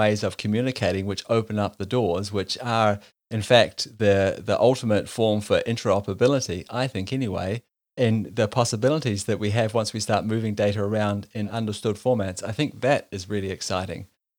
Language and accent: English; New Zealand; now in Denmark; I'm from New Zealand. I live in Denmark.